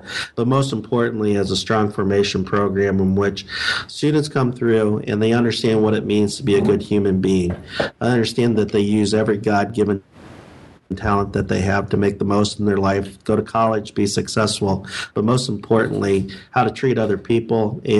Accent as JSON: {"language": "English", "region": "Ohio", "country": "United States", "tie": "born or raised there", "also_born_or_lived": "Toledo, Ohio", "moved": "as an adult", "lives_now": "Northern Chicago, Illinois, United States", "said": "I'm new to the Northern Chicago, Illinois community. I grew up in Ohio. Grew up a little bit south of Cleveland, a small town in mid-Ohio."}